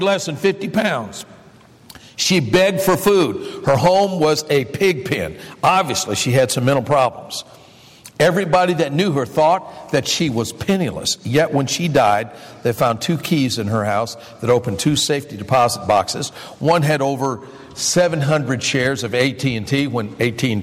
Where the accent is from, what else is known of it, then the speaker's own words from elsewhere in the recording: Michigan, United States; I grew up in Michigan